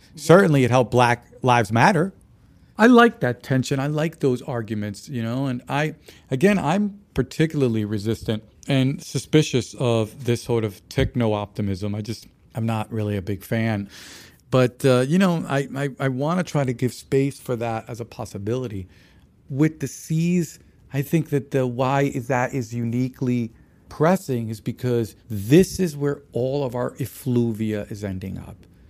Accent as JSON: {"language": "English", "country": "Dominican Republic", "said": "I'm from the Dominican Republic"}